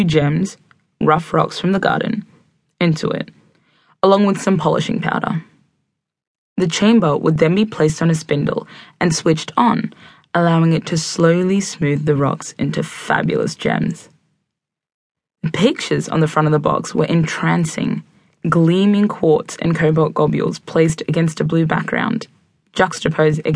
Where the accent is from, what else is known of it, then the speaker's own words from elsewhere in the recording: Khartoum, Sudan; I was born in Sudan in 1991